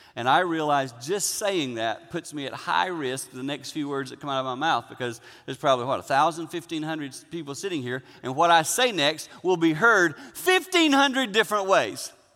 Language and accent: English; Six Mile, South Carolina, United States; I grew up in Six Mile, South Carolina. I grew up on a little farm